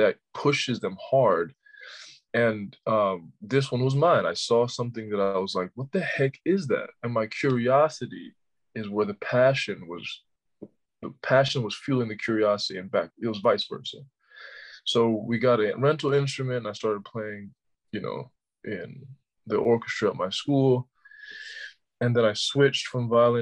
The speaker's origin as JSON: {"language": "English", "town": "Orlando", "region": "Florida", "country": "United States", "said": "I'm from Orlando"}